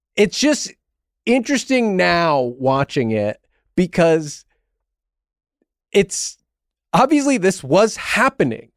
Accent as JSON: {"language": "English", "region": "New England", "country": "United States", "tie": "born or raised there", "said": "I grew up in New England"}